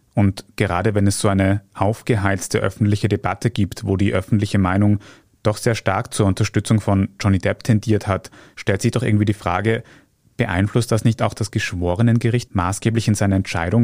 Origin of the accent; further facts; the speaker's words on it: Austria; bei uns in Österreich